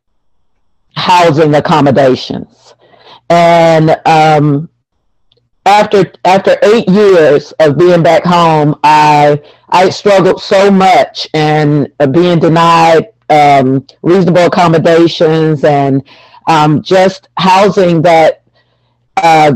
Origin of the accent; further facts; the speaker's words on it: Tuskegee, Alabama, United States; also born or lived in California / Georgia / Florida; I'm from Tuskegee, Alabama, but I lived in California, Georgia, Florida